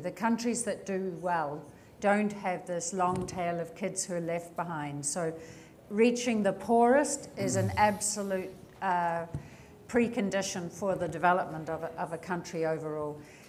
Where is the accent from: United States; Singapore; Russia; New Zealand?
New Zealand; moved away; my home country, New Zealand